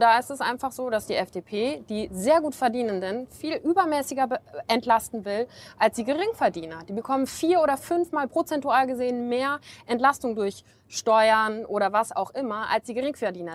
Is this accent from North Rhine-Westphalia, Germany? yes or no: yes; North Rhine-Westphalia, Germany; also born or lived in Bonn; ich komme aus NRW